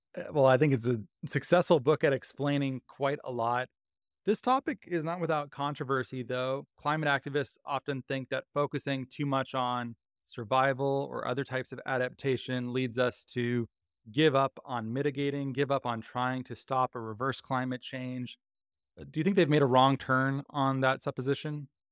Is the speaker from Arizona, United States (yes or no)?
yes; Mesa, Arizona, United States; moved away; I grew up in Mesa, Arizona